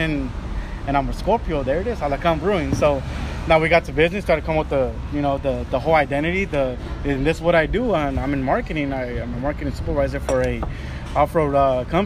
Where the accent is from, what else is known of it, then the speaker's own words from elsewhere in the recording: Long Beach, California, United States; also born or lived in Durango, Mexico / La Mirada; I was brought here at age 3. So basically I was not born and raised, but I was raised in the city of Long Beach.